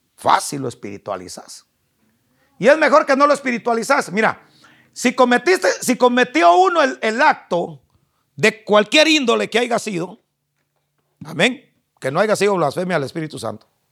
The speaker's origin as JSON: {"language": "Spanish", "country": "Guatemala", "accent": "chapín", "said": "yo como soy chapín, Hablo como chapín"}